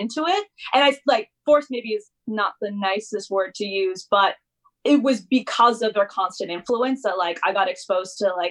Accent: Calgary, Alberta, Canada; I'm actually from Calgary. I was born there.

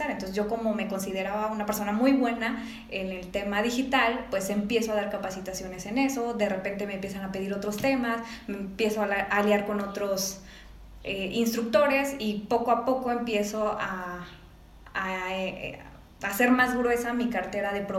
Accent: Mexico City, Mexico; now in León, Mexico; hace tres años yo vengo de la Ciudad de México, entonces llego aquí a León sin ningún contacto más que la familia de mi esposo.

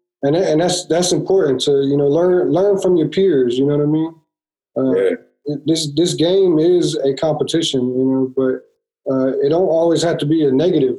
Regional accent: Carolina, United States; from where I grew up in Carolina, we didn't have anybody, you know what I'm saying?

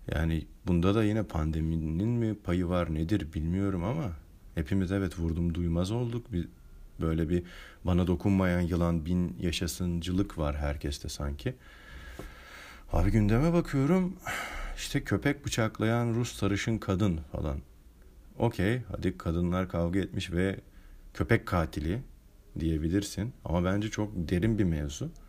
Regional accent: Turkey; born there; Yaşadığım bölgede zaten yani ben sonuçta Türkiye'de doğdum. Müslüman bir ülkede doğdum.

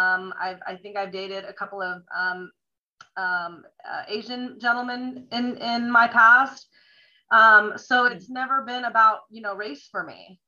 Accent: Italy; also born or lived in Greece; now in United States; I grew up in Europe. I grew up overseas in Italy and Greece. And when we came back to the States, I thought that we were living amongst aliens, believe it or not.

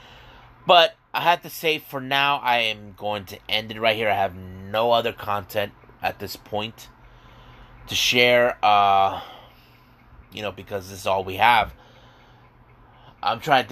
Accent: San Diego, California, United States; I'm actually from San Diego

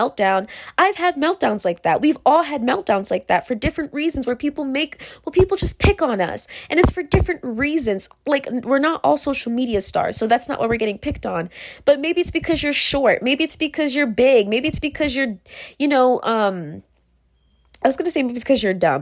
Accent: Virginia, United States; the girls that I went to school with when I grew up in Virginia

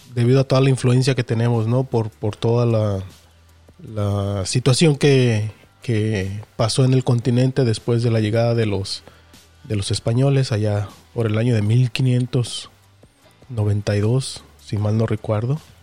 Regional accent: Mexico; nosotros como mexicanos

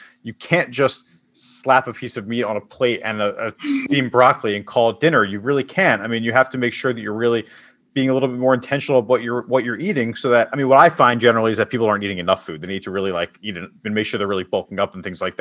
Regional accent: Philadelphia, Pennsylvania, United States; I'm from Philadelphia, so we're a big soft pretzel

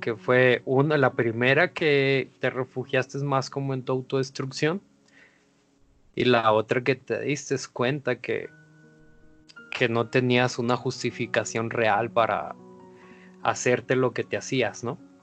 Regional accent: Mazatlán, Sinaloa, Mexico; Como embajador de la cultura mazatleca

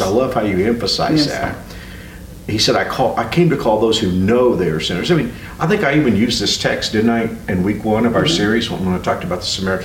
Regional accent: Fort Worth, Texas, United States; also born or lived in Houston; you and I grew up in Fort Worth.

